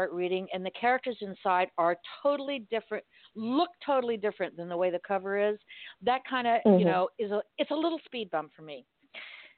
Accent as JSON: {"language": "English", "town": "Miami", "region": "Florida", "country": "United States", "tie": "born or raised there", "said": "I was born and raised in Miami"}